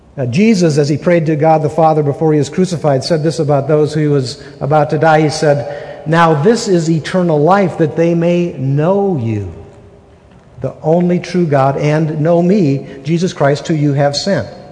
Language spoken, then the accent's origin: English; Wisconsin, United States; moved away as an adult; now in Utah, United States; We're from Wisconsin. We've been married 32 and a half years. We've been in, in Utah for 32 years